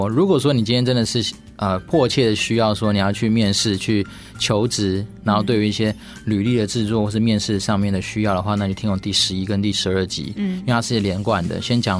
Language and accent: Chinese; China; 哦，你也知道，我们中国人还是有一些很奇怪的美德。